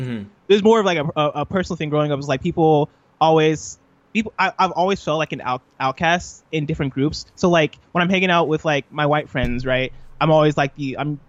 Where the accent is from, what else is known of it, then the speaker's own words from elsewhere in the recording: Illinois, United States; also born or lived in Nigeria; So I was born in Illinois. I grew up in Illinois.